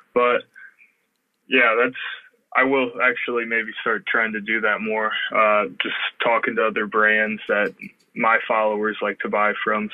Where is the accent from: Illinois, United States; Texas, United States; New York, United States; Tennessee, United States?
Illinois, United States; I'm from Illinois.